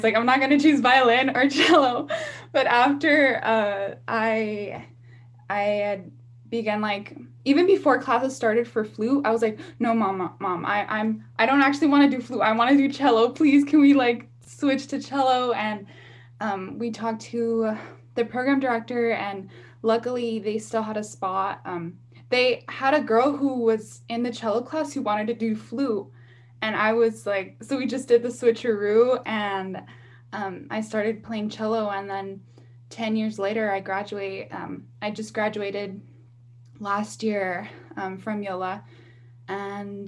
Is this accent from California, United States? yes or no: yes; Los Angeles, California, United States; I born and raised in South Los Angeles